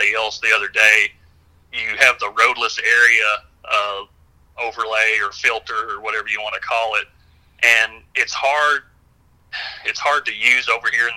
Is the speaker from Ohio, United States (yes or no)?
no; Hickman County, Middle Tennessee, United States; I grew up in Middle Tennessee as well, down in Hickman County